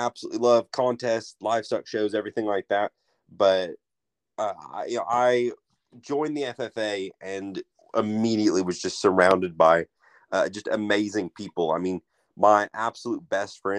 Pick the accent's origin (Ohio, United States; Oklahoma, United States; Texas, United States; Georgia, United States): Oklahoma, United States; Skiatook; I am originally from Skytook, Oklahoma